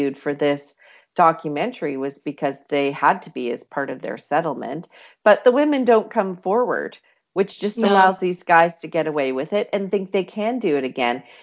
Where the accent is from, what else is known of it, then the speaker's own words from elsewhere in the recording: Canada; when you live in Canada